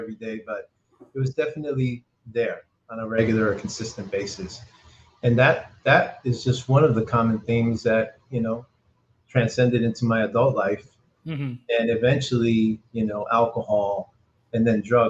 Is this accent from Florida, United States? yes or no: no; Perth Amboy, New Jersey, United States; also born or lived in Old Bridge, New Jersey; I was born in Perth Amboy, New Jersey. It's an urban city, very Latino urban city, and my parents are both originally from Puerto Rico. my brother, my sister, and I are born and raised here. And I grew up in the 70s in Perth Amboy.